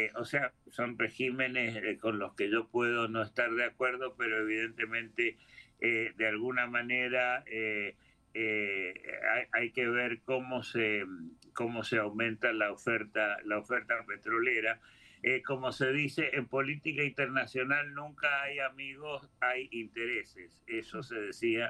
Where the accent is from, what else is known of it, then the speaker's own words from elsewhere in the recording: Argentina; moved away; yo soy argentino de origen